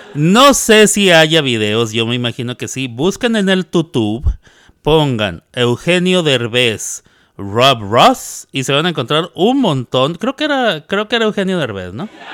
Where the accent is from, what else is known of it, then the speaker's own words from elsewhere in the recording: Mexico; now in United States; como soy mexicano ando festejando el 5 de mayo